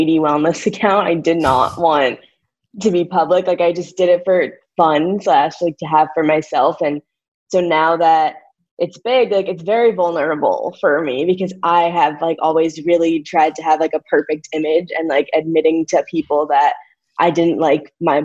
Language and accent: English; St. Louis, Missouri, United States; moved away; also born or lived in Northwestern University, Illinois; growing up in St. Louis